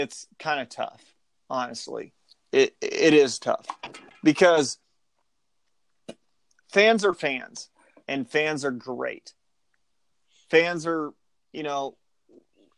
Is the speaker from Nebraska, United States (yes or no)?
yes; Nebraska, United States; growing up in Nebraska because you grow up a Nebraska fan